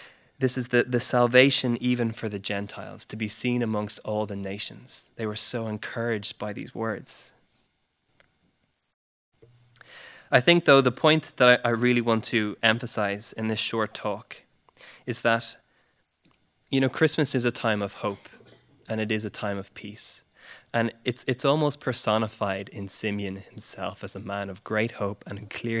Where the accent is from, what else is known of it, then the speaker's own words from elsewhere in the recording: Ireland; although I'm Irish, I spent my whole life here. My parents are Brits.